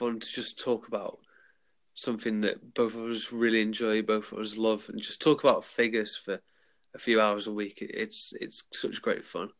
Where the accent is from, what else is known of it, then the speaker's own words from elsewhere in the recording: England, United Kingdom; I'm from a little place called England.